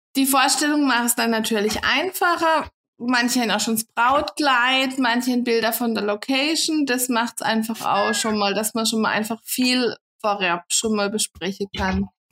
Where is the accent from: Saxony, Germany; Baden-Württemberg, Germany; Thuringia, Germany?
Baden-Württemberg, Germany; Kappel, between Offenburg and Freiburg; komme aus kappel Raum zwischen Offenburg und Freiburg.